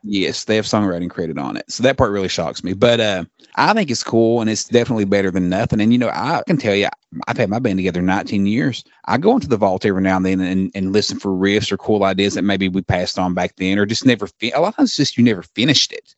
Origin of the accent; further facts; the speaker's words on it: Australia; as an Aussie fan